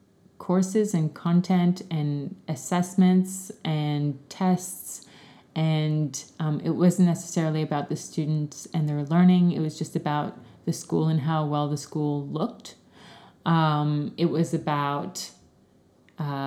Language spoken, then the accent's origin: English; Canada; moved away as an adult; I grew up in Canada, did my studies in Canada, and started teaching there